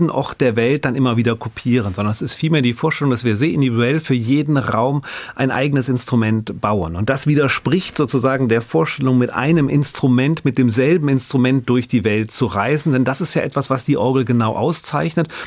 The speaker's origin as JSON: {"language": "German", "region": "North Rhine-Westphalia", "country": "Germany", "said": "wohingegen jetzt wir als Rheinländer, wir verschlucken ja doch mal das ein oder andere."}